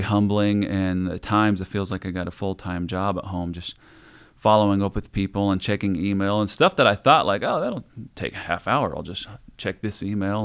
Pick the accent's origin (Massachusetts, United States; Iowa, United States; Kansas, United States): Iowa, United States; moved away as an adult; also born or lived in Las Vegas, Nevada; from Iowa